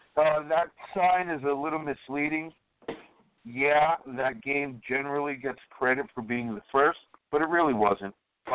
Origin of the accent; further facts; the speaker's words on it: New York City, New York, United States; I was from Brooklyn